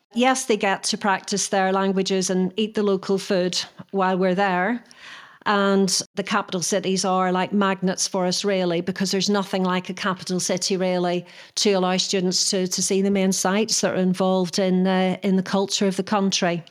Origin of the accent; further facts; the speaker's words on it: Northern Ireland, United Kingdom; moved away; I was brought up in Northern Ireland in the Troubles